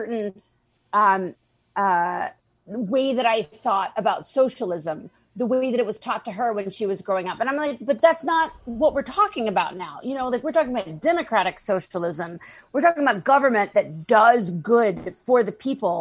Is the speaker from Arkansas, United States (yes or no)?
yes; Arkansas, United States; moved away as an adult; now in Boston, United States; I grew up in Arkansas